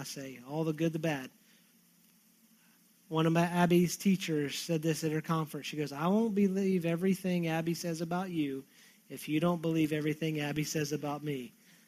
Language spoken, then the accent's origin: English; Texas, United States; I'm a Texan